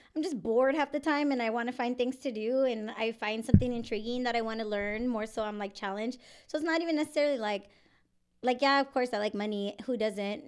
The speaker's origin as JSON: {"language": "English", "town": "San Antonio", "region": "Texas", "country": "United States", "tie": "born or raised there", "said": "I am born and raised in San Antonio. I left for a few years, and then I came back"}